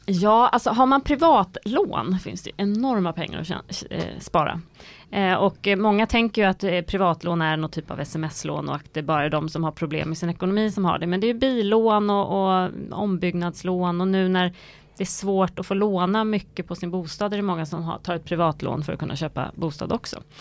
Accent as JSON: {"language": "Swedish", "country": "Sweden", "said": "vi svenskar"}